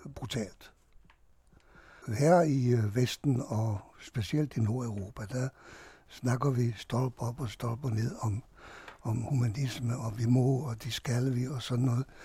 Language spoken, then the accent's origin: Danish; Hungary; now in Denmark; jeg flygtede fra Ungarn